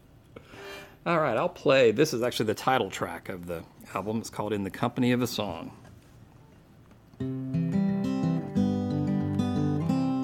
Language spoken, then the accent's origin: English; Port Neches, Texas, United States; I grew up in Southeast Texas, the Port Arthur Beaumont area, a little town called Port Neches